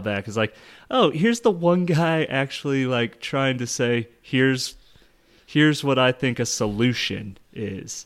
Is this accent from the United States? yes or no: yes; United States; I'm an American